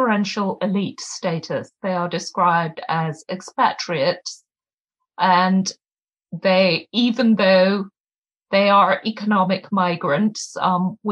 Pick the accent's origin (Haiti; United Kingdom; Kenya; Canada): Kenya; now in Massachusetts, United States; I'm a Kenyan writer and activist